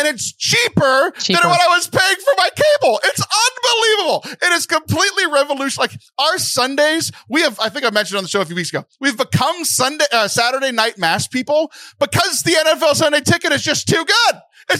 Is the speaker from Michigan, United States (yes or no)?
no; Houston, Texas, United States; I'm a huge Houston sports fan because I grew up in the Houston area.